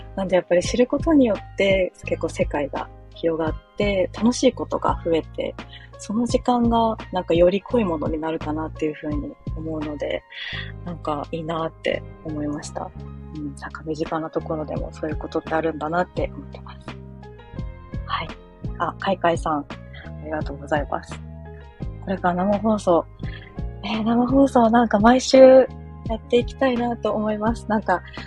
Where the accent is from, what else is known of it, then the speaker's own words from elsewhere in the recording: Chiba, Japan; moved away as an adult; now in Fukuoka, Japan; 私もともと千葉県出身で、もうずっと千葉県で生まれ育ち